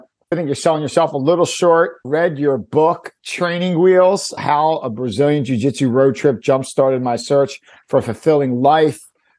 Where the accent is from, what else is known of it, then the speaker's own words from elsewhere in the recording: Philadelphia, Pennsylvania, United States; Growing up in Philly myself